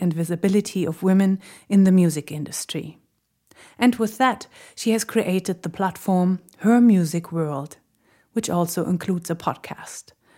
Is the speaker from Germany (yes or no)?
yes; Berlin, Germany; she is a real Berliner, just like me.